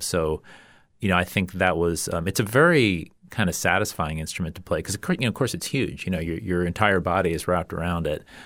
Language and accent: English; Orlando, Florida, United States; also born or lived in Bethlehem, Pennsylvania; I grew up mostly in Orlando. I moved there when I was um, in just starting fifth grade.